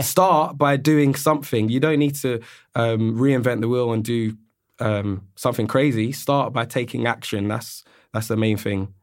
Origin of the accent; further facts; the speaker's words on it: London, United Kingdom; also born or lived in Australia; I'm born and raised in London